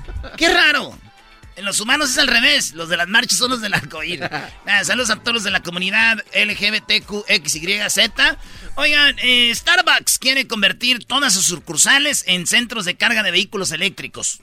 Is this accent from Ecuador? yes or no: no; Mexico; somos mexicanos